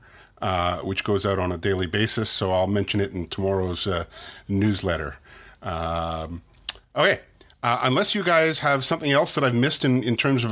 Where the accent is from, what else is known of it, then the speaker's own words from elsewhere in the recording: Canada; being Canadian and a very strong advocate of the startup community in Canada